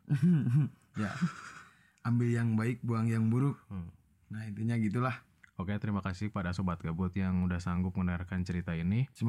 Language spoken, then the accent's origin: Indonesian; Tasikmalaya, West Java, Indonesia; kecuali kalau daerah kabupaten apalagi kalau di kota gue di Tasik apa tuh mahal gak kosan